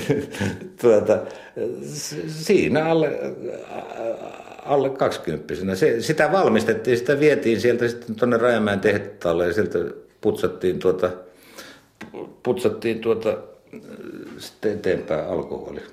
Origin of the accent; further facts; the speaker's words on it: Jämsänkoski, Central Finland, Finland; meillä Jämsänkoskelaisilla ja Mänttäläisillä